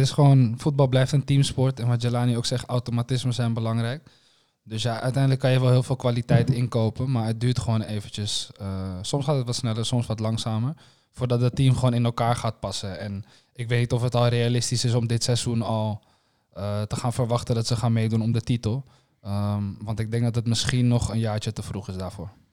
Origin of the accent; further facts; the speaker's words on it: Netherlands; we als Nederlanders